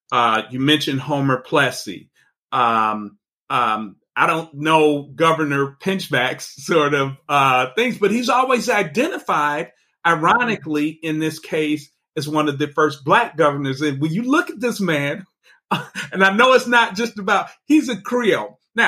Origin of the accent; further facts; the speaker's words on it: Panama; and I'm from Panama and I identify as Afro-Panamanian.